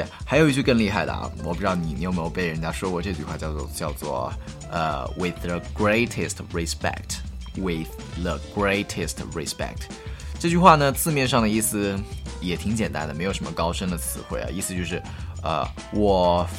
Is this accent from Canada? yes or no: no; China; 就是我们中国人虽然说比较含蓄委婉，但是在撕逼这件事情上，其实是非常的直白。